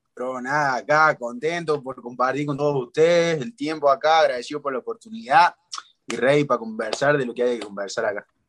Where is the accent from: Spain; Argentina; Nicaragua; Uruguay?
Argentina; somos argentina